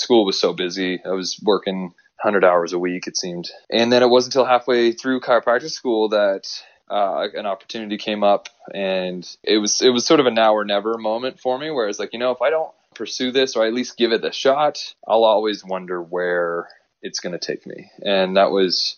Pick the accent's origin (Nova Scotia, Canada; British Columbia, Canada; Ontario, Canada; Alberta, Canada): Ontario, Canada; Southern; I was born in Southern Ontario